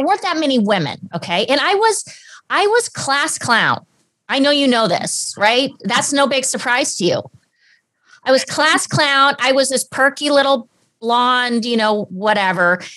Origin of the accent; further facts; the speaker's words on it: Southern California, United States; also born or lived in Germany; I was born and raised in Southern California